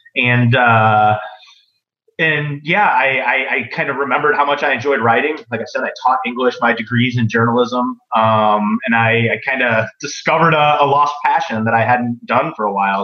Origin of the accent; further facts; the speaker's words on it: Midwest, United States; I'm from the Midwest.